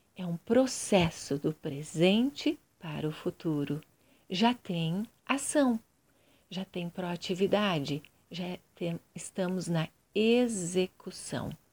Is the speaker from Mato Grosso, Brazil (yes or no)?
no; Curitiba, Paraná, Brazil; Eu sou de Curitiba, Paraná, Brasil